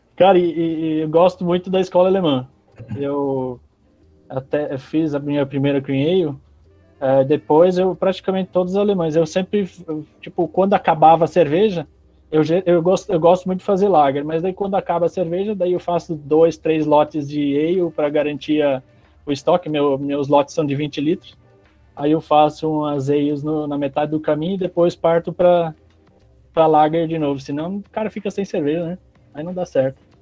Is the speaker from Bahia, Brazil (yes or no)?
no; Pomerode, Santa Catarina, Brazil; also born or lived in Bolivia; now in Palmas, Brazil; Eu sou natural de Santa Catarina, Pomerode, do lado de Blumenau